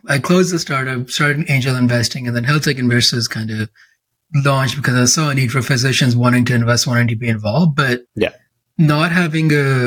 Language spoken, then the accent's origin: English; Canada; I'm a IMG, I'm a Canadian that went to the Caribbean